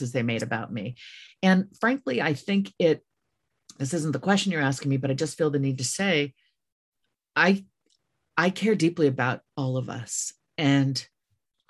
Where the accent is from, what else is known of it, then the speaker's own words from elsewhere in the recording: United States; I knew I was an American. I was born overseas, but I was born to an American